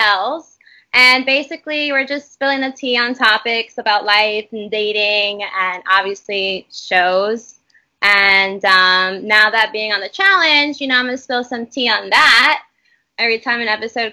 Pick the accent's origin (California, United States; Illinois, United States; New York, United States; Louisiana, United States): New York, United States; I'm from New York.